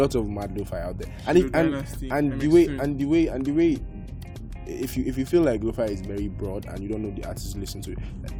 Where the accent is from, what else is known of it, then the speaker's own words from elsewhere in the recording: Kaduna, Kaduna State, Nigeria; also born or lived in Katsina; Okay, I'm …. I live in Kaduna. I'm from Katsina.